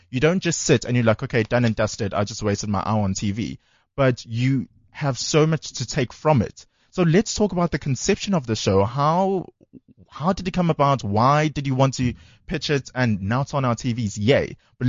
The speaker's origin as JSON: {"language": "English", "town": "Durban", "region": "KwaZulu-Natal", "country": "South Africa", "tie": "born or raised there", "moved": "yes", "lives_now": "Johannesburg, South Africa", "said": "I'm from Durban."}